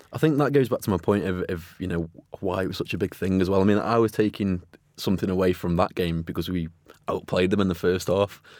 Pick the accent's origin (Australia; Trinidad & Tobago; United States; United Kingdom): United Kingdom; Stoke-on-Trent, West Midlands; growing up in Stoke